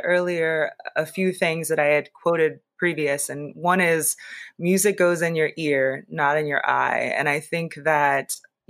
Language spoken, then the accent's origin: English; Seattle, Washington, United States; also born or lived in Los Angeles / Las Vegas / Philadelphia / New York; now in Boston, United States; I grew up in Seattle. I lived in LA for a long time. I'm recently relocated from Vegas to Boston. I've also lived in Philly and New York and Baltimore.